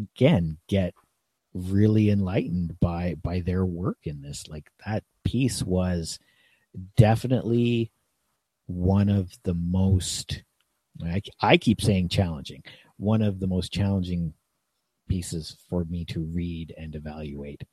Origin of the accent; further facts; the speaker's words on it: Niagara region, Ontario, Canada; also born or lived in Toronto area, Ontario; I was born near Toronto and lived outside of Toronto in one of the more or most ethnically diverse areas in Canada. Then I moved to the Niagara region.